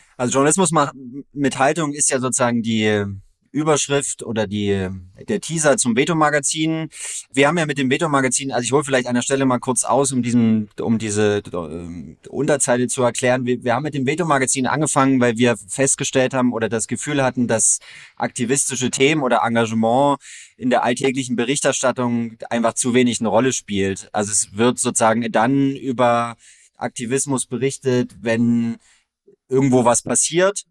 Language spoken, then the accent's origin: German; near Görlitz, Saxony, Germany; ich komme aus der Nähe von Görlitz, aus einer ganz kleinen Gemeinde mit so um die tausende EinwohnerInnen